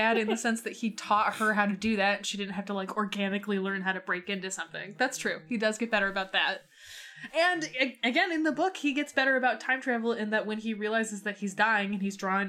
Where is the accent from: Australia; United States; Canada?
United States; Chicago, Illinois; I'm from Chicago and I don't like hunting.